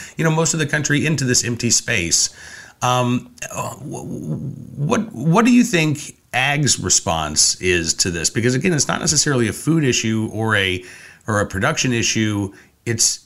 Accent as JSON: {"language": "English", "region": "Oklahoma", "country": "United States", "tie": "born or raised there", "moved": "yes", "lives_now": "Virginia, United States", "said": "growing up in Oklahoma"}